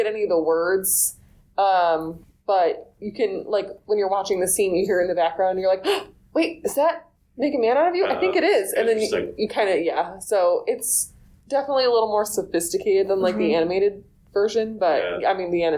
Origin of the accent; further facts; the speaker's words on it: New York City, New York, United States; as a New Yorker